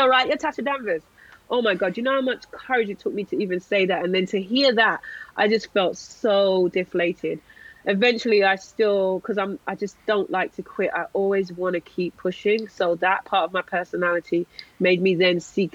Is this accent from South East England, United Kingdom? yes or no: no; London, United Kingdom; I'm a Londoner.